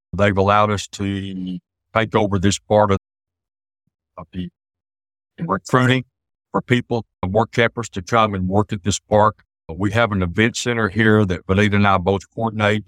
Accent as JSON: {"language": "English", "region": "East Texas", "country": "United States", "said": "We're both from East Texas. I spent most of my adult life in East Texas"}